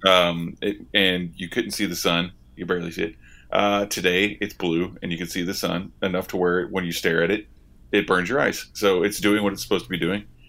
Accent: Oklahoma, United States; I'm from Oklahoma

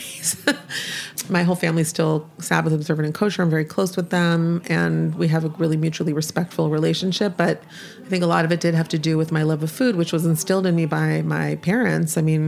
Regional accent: Palo Alto, California, United States; moved away as an adult; also born or lived in Connecticut; now in Tel Aviv, Israel; I was born in Connecticut and grew up in Palo Alto

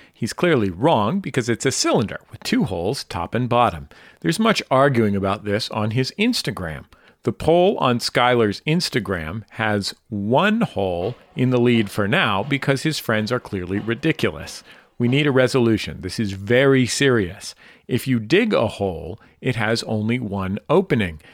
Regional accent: Bay Area, California, United States; a Californian and as a, a Bay Area-in

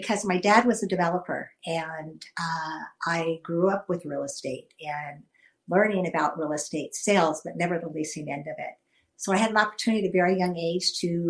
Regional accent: Stockton, California, United States; I'm from Stockton, California

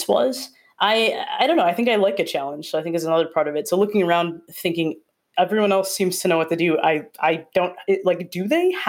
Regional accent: Wisconsin, United States; moved away as an adult; also born or lived in Rhode Island; I'm from Wisconsin, and I went to school in Rhode Island

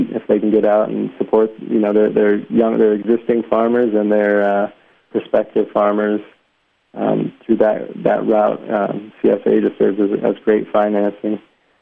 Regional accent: Tucson, Arizona, United States; also born or lived in Sterling, Illinois; I was born in a small town in Illinois called Sterling, Illinois, it's about 100 miles west of Chicago, and it's a big corn and soybean town. And so I grew up, I grew up in Tucson

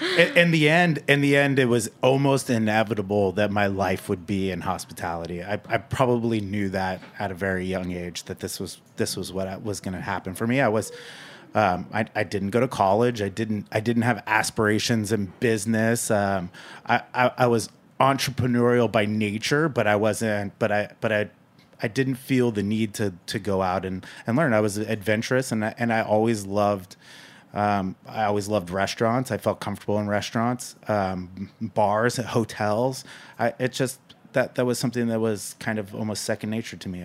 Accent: Napa, California, United States; now in New York, United States; I'm from Napa. I grew up in, in wine country

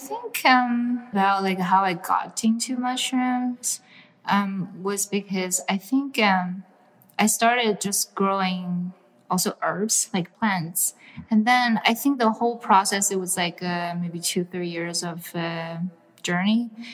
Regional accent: China; moved away; I grew up in China

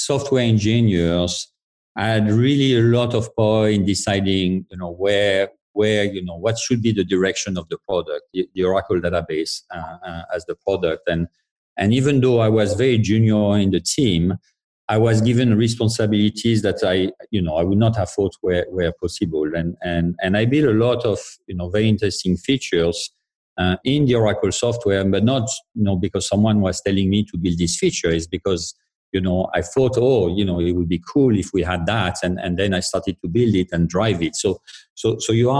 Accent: France; moved away as an adult; I was born in France. So I did all my studies in France, and my PhD also was in France

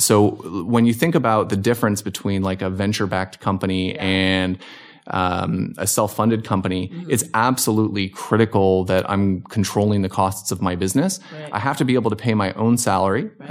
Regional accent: Hamilton, Ontario, Canada; also born or lived in Virginia Beach, United States / Arizona, United States; now in Simi Valley, United States; I grew up in Canada, so okay. I was from Southern Ontario, Hamilton, Ontario

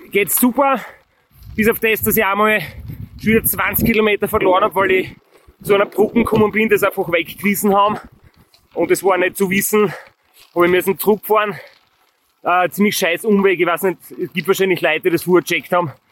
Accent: Austria; einen Podcast gefunden, wo er, der englisch ist, den man heute halt als, als Österreicher hören kann

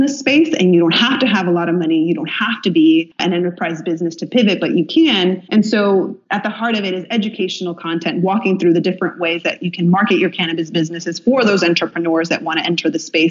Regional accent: Illinois, United States; my home state of Illinois

